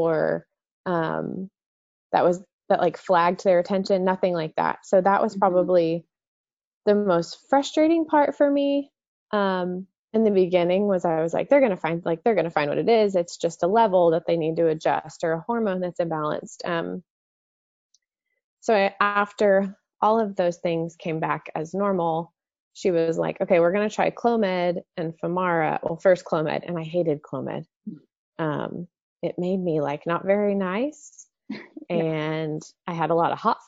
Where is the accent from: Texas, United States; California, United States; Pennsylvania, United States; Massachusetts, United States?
Texas, United States; Dallas; born or raised there